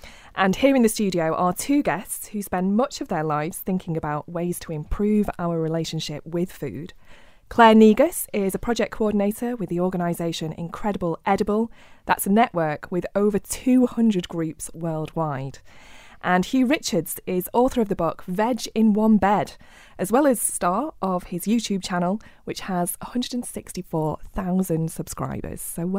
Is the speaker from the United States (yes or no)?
no; Rochdale, North West England, United Kingdom; the worldwide cooperative movement, which happens to have started in my hometown of Rochdale.